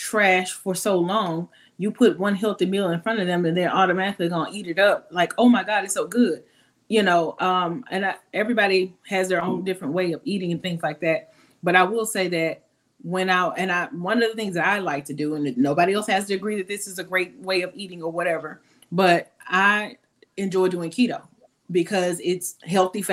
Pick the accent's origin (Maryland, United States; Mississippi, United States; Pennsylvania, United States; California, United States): Mississippi, United States; Canton; moved away as an adult; also born or lived in Jackson, Mississippi; now in Atlanta, United States; I'm from Mississippi originally. I grew up in Canton. I grew up in Canton, and then I moved to Jackson with the fourth year